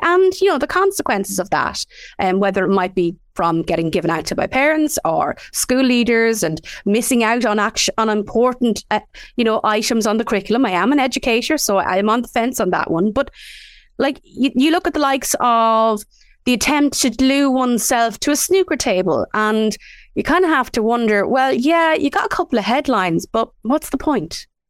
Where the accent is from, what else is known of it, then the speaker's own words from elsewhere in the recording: Midlands, Ireland; we grew up in the Midlands